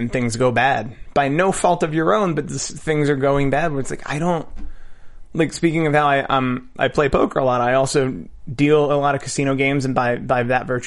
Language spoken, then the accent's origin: English; Philadelphia, Pennsylvania, United States; I'm from Philadelphia